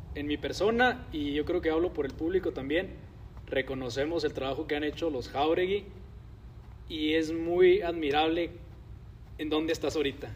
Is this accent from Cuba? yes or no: no; Mexico; en México estamos acostumbrados